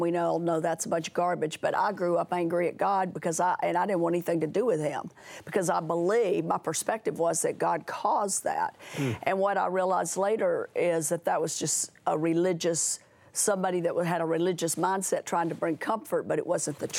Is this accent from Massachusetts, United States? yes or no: no; Tennessee, United States; moved away; I was from Tennessee, the first home was in West Monroe, Louisiana